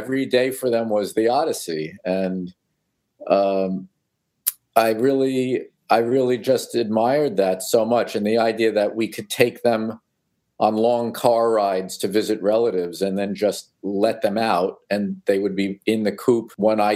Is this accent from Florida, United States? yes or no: no; New York City, New York, United States; also born or lived in Long Island, New York; I was born in Brooklyn and I lived there until I was 10